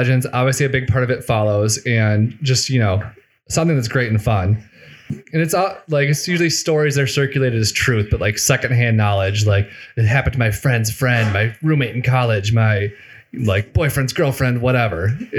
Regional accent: Italy; English is a second language; Thank you. I'm from the Sparta region of Italy.

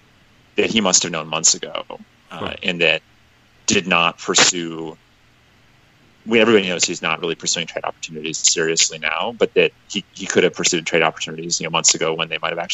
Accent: Minnesota, United States; and I guess as the Minnesotan, that's like the thing I always hated.

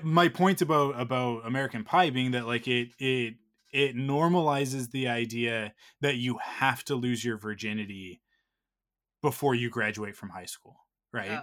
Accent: Canada; we're Canadian

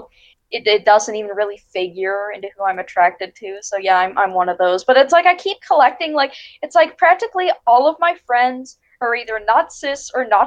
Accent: Pittsburgh, Pennsylvania, United States; I am from Pittsburgh, Pennsylvania

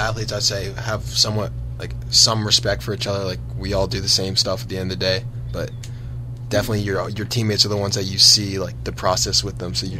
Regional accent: Haddonfield, New Jersey, United States; I'm from Haddonfield, New Jersey.

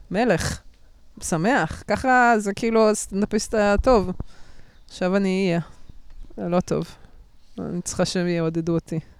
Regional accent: Bat Yam, Tel Aviv District, Israel; גדלתי בבת ים, אני מכירה את זה.

